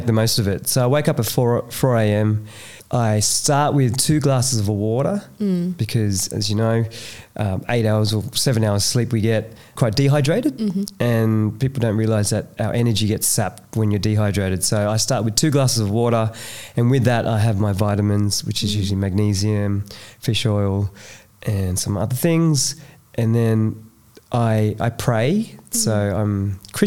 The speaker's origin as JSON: {"language": "English", "town": "Cabramatta", "region": "New South Wales", "country": "Australia", "tie": "born or raised there", "said": "growing up in Cabramatta, it was really, really rough"}